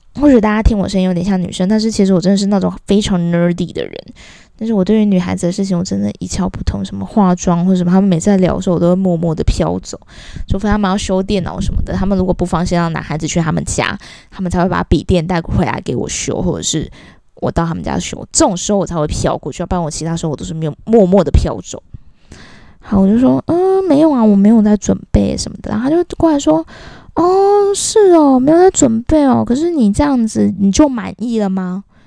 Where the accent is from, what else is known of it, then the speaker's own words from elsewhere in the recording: Kaohsiung, Taiwan; moved away; 我从幼稚园的时候就在补习，我以前是高雄人。我们南部有一个非常不好的风俗，就是我们以前的补习班，尤其像我那个乡下地方的那种英语补习班啊，习惯买一送一的